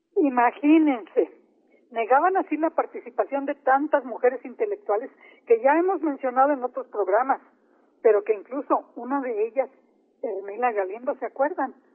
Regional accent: Mexico; nuestra responsabilidad como mexicanos y mexicanas

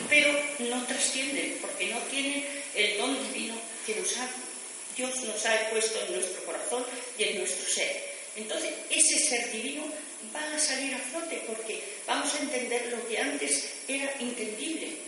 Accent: Region of Murcia, Spain; also born or lived in Valencia, Spain; vino a mi casa cuando yo nací, que nací en Valencia. Después nos fuimos a vivir a Murcia, porque mi familia es de Murcia

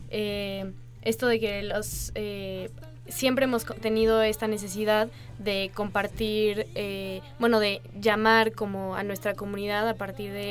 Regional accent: Mexico

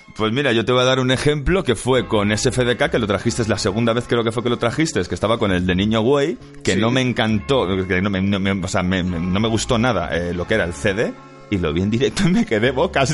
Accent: Mallorca, Balearic Islands, Spain; somos de Mallorca

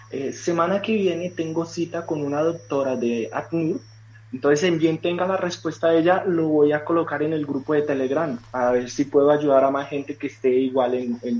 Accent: Colombia; Pero, pero soy colombiano. Vale. Soy colombiano.

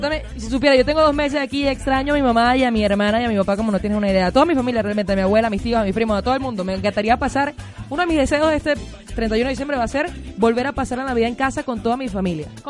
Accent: Lechería / Mochima, Anzoátegui, Venezuela

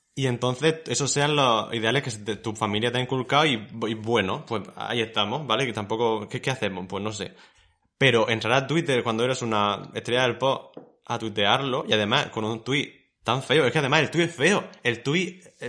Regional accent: Murcia, Region of Murcia, Spain; somos personas de Murcia

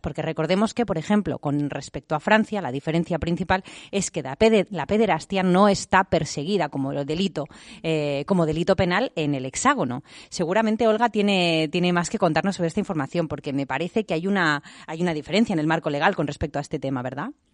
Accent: Andalusia, Spain; mitad andaluza y descendiente de jornaleros que soy

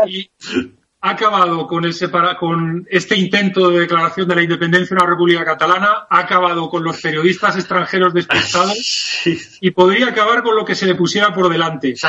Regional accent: Spain

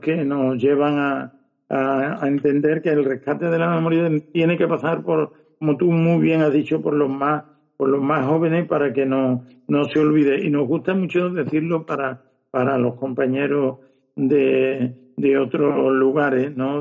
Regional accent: Fuentes de Andalucía, Andalusia, Spain; Fuente Fuentes de Andalucía, que es de donde yo soy

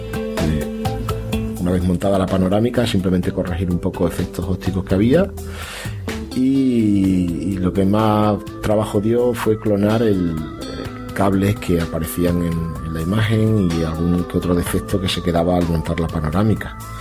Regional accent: Extremadura, Spain; yo soy extremeño

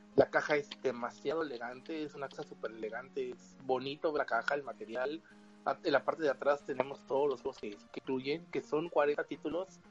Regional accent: Mexico

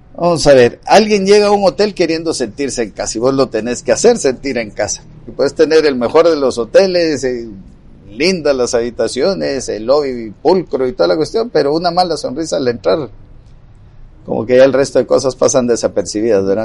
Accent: Guatemala

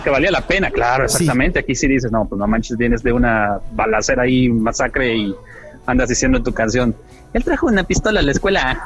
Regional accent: Mexico

